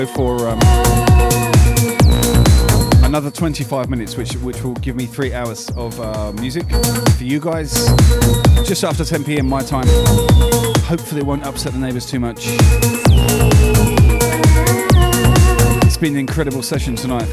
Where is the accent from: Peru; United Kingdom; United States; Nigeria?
United Kingdom; moved away; I grew up listening to John Peel on Radio 1 in the UK